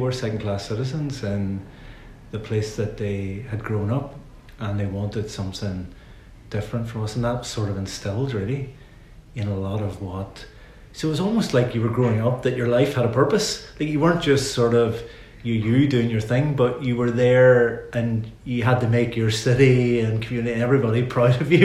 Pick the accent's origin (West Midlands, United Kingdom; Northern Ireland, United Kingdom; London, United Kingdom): Northern Ireland, United Kingdom; Derry; moved away; I'm from Derry